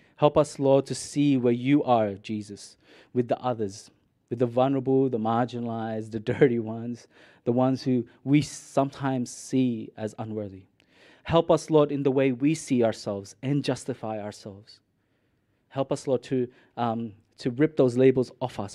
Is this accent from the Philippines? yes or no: yes; Mindanao, Philippines; now in Australia; I grew up in Mississippi City, I was born in Minden